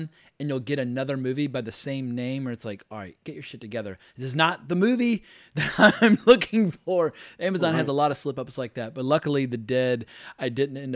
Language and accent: English; United States; accent: American; my atrocious American accent